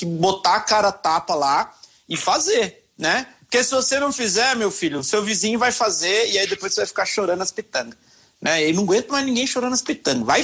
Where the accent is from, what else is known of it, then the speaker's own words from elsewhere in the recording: Minas Gerais, Brazil; pessoal, tenho que contar uma história, porque senão eu não sou mineiro.